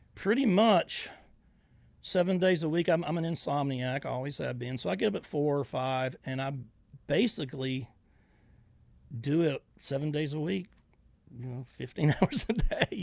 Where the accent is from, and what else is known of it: Georgia, United States; now in Northwest Florida, United States